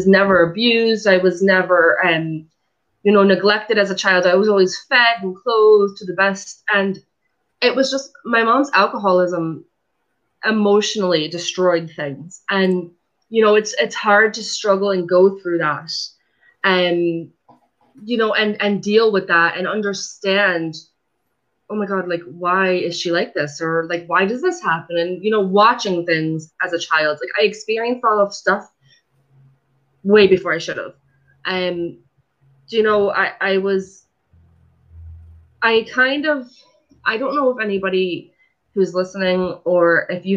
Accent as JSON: {"language": "English", "town": "Fair Lawn", "region": "New Jersey", "country": "United States", "tie": "born or raised there", "said": "I'm originally from New Jersey. Was born and raised in a town called Fairlawn"}